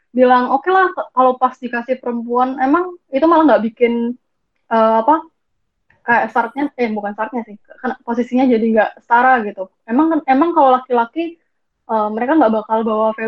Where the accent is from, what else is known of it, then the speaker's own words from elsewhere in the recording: Bali, Indonesia; Kalau kalau di daerahku sendiri, karena aku dari karena aku dari Bali